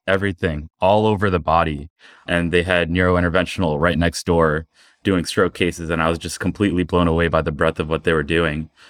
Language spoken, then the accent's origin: English; South Brunswick, New Jersey, United States; I was born and raised in New Jersey, in South Brunswick, New Jersey.